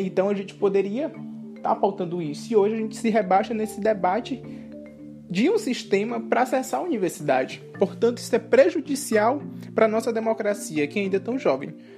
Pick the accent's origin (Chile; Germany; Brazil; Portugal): Brazil; Grajaú, Maranhão; now in Belém, Brazil; sou indígena, sou maranhense, aqui da cidade de Grajaú, Maranhão é, mas atualmente moro em Belém do Pará